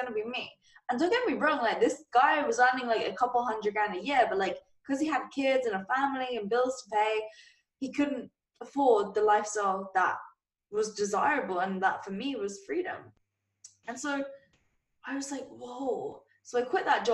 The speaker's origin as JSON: {"language": "English", "region": "England", "country": "United Kingdom", "said": "as you guys may or may not have been able to tell from my voice, I'm from England"}